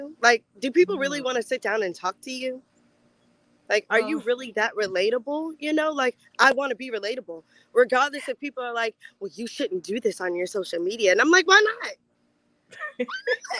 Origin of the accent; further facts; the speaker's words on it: Fort Mill, South Carolina, United States; I'm originally from Fort Mill, South Carolina. It's a little small town right outside of Charlotte, North Carolina.